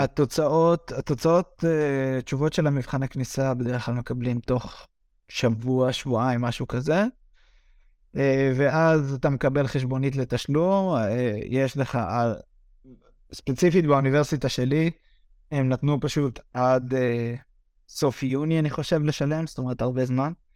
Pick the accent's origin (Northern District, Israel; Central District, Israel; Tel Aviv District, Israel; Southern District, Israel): Northern District, Israel; Misgav; moved away as an adult; now in Brno, Czech Republic